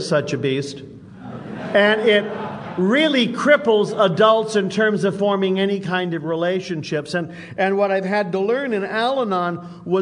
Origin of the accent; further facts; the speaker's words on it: San Jose, California, United States; now in Oakland, United States; I've lived in Oakland for a long time. I grew up in San Jose